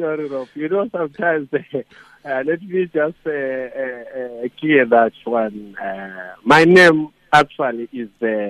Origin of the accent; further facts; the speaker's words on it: Kwekwe, Midlands, Zimbabwe; But I was actually available from Makwekwe.